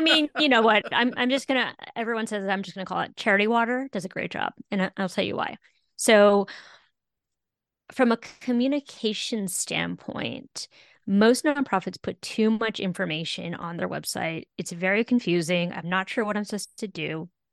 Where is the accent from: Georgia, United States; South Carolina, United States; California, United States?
California, United States; I'm a Californian